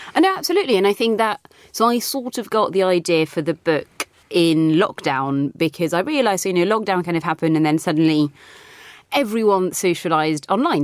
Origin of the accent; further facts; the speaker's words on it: France; also born or lived in Britain; now in United Kingdom; I grew up in France